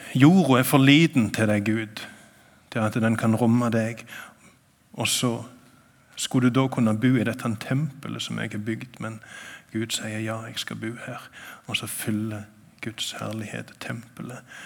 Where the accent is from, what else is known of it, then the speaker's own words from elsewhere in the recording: Sokndal, Rogaland, Norway; now in Nærbø, Norway; jeg kommer fra Sokndal. Jeg bor på Nærbø